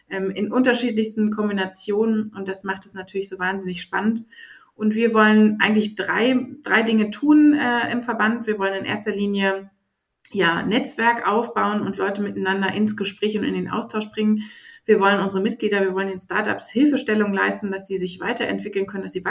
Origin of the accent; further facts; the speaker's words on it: Berlin, Germany; gebürtige Berlinerin. Ich sage immer, ich bin das letzte Einhorn in dieser Stadt.